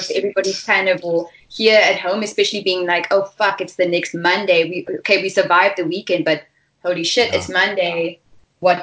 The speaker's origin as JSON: {"language": "English", "town": "Stellenbosch", "region": "Western Cape", "country": "South Africa", "tie": "born or raised there", "said": "I'm from Stellenbosch, and I'm born and bred"}